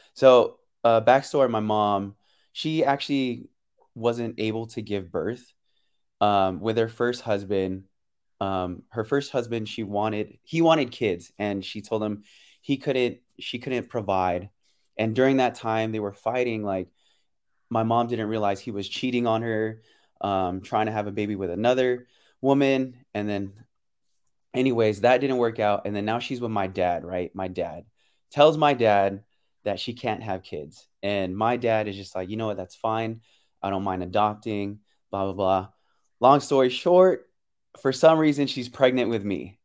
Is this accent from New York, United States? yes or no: no; San Francisco, California, United States; moved away as an adult; also born or lived in Pleasanton, California / Daly City, California / Las Vegas, Nevada / Philippines (parents); I was born and raised in San Francisco. And then middle school and high school, um, I was in Pleasanton, um, East Bay